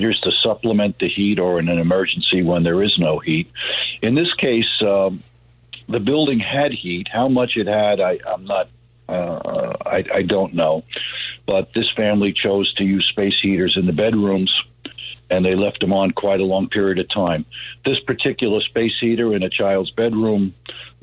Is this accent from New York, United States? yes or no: yes; New York City, New York, United States; I grew up in Queens, and there's no more diverse place probably in the world than Queens